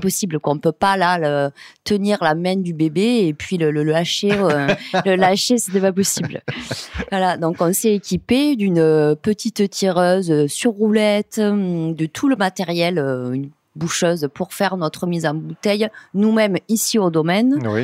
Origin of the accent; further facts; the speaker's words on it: Montréal, Occitania, France; je suis née dans une cave coopérative, hein, la cave coopérative de Montréal